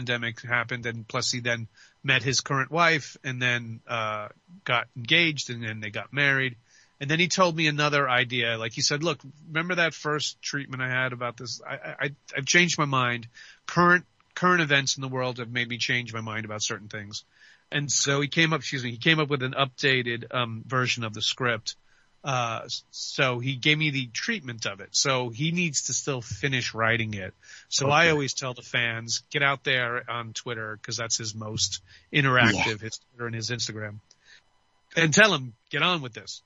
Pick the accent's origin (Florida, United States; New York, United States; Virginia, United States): New York, United States; New York City; moved away; originally, George, I'm from the Bronx